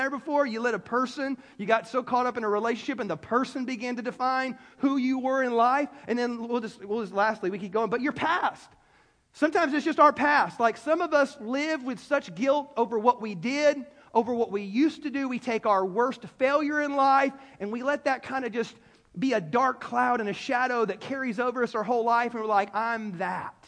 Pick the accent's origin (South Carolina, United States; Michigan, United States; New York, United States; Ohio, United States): South Carolina, United States; Greenville; I was born in Greenville, South Carolina